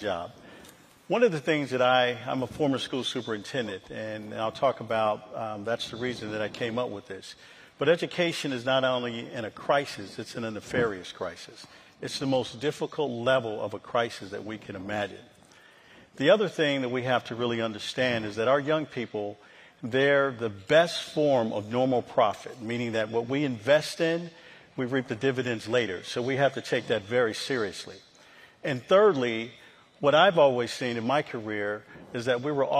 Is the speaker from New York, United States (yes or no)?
yes; Rochester, New York, United States; I grew up in Rochester, New York, formerly Kodak's home, Xerox